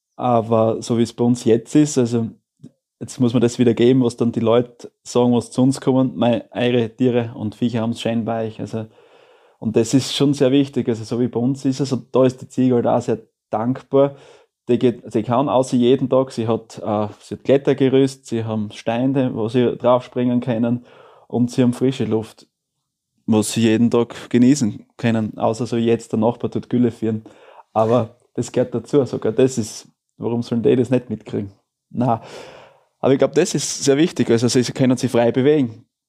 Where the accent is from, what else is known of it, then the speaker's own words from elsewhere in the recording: Styria, Austria; also der Elternbetrieb, oder von, wo die Johanna aufgewachsen ist, wo ich aufgewachsen bin